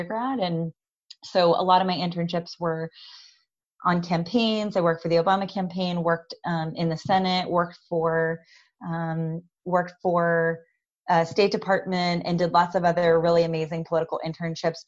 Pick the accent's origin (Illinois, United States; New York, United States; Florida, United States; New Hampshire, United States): Florida, United States; Tampa; moved away as an adult; also born or lived in Washington, D.C. / Philadelphia; now in California, United States; I grew up in Tampa, Florida